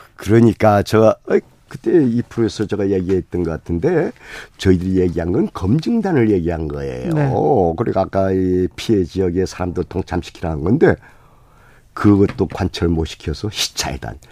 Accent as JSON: {"language": "Korean", "region": "Jeju Island", "country": "South Korea", "tie": "born or raised there", "said": "제주도 출신이에요."}